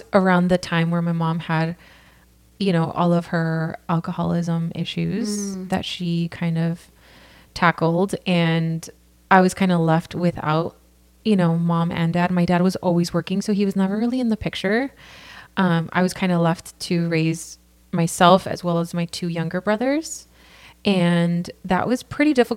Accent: Santa Ana, California, United States; now in Costa Mesa, United States; I come from here, California. I'm born and raised. I grew up in Santa Ana and now Costa Mesa

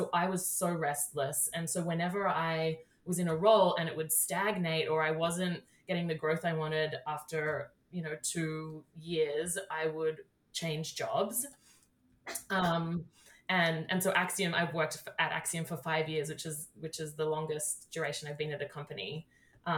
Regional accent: Australia; moved away as an adult; now in United States; I grew up in Australia and started my career there, and then I moved here 6 years ago.

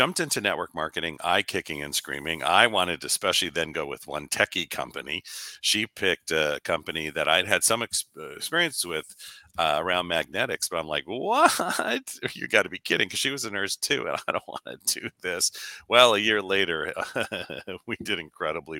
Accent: Los Angeles, California, United States; I was born and raised

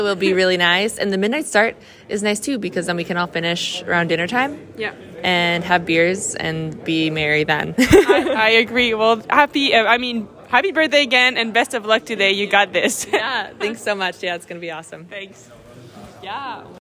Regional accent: Minnesota, United States; I'm from uh, Minnesota

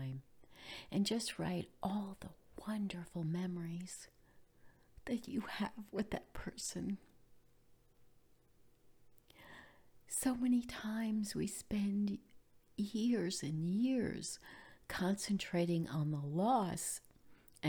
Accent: New York, United States; now in Florida, United States; I grew up in New York, and Christmas in New York was always cold

